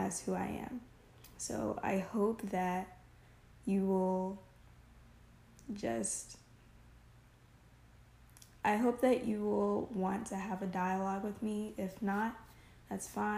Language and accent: English; United States; also born or lived in Southern U.S.; I am 20 years old, and I'm American.